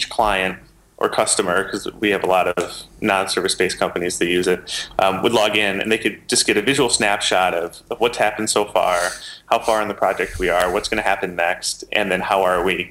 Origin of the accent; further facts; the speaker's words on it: England, United Kingdom; accent: English; my English accent